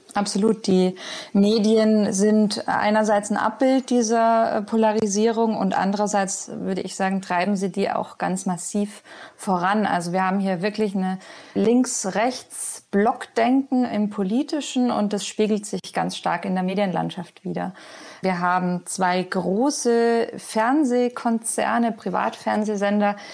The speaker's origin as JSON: {"language": "German", "country": "Germany", "moved": "as an adult", "lives_now": "Madrid, Spain", "said": "für uns als Deutsche"}